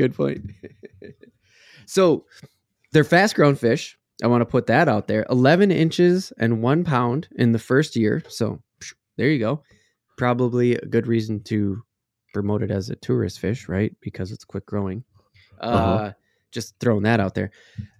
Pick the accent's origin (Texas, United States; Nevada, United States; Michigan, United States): Texas, United States; I got to throw in, because I came from Texas, you know, Parks and Wildlife.